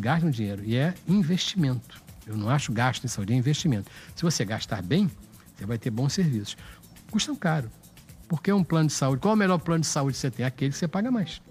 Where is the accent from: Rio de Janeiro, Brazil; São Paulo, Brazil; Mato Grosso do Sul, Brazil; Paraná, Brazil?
Rio de Janeiro, Brazil; nasci em São Cristóvão